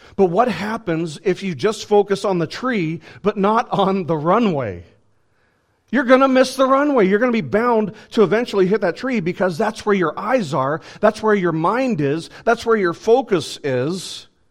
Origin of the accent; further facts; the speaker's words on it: United States; I'm an American citizen